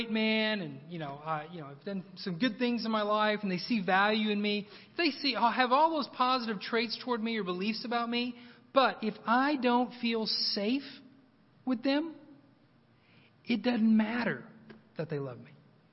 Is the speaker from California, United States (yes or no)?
no; Oklahoma, United States; moved away; also born or lived in Moscow; I'm from Oklahoma